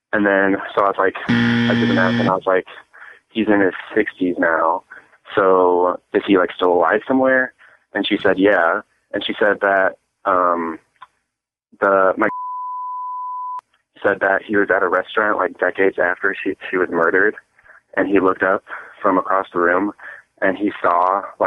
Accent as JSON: {"language": "English", "town": "St. Louis", "region": "Missouri", "country": "United States", "said": "we're from St. Louis"}